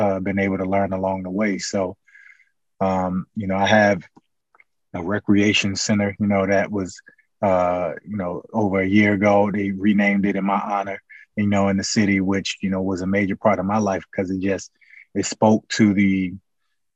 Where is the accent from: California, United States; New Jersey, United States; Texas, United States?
New Jersey, United States; Newark; Born and raised in Newark, New Jersey